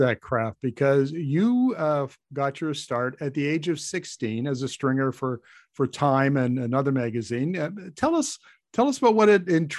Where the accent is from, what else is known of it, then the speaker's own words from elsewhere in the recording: Canada; Being a Canadian, don't watch a lot of American television